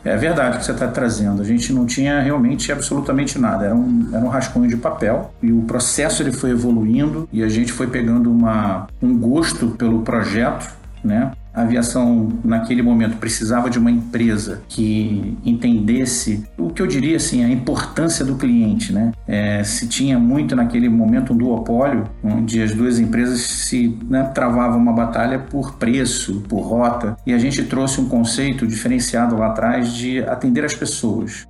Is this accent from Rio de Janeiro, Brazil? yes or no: yes; Rio de Janeiro, Brazil; moved away; sou carioca, né? Vim do Rio de Janeiro.